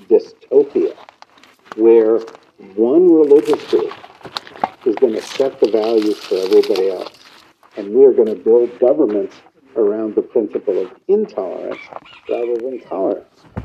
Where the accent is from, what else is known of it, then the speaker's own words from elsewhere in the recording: New York City, New York, United States; I'm from New York City.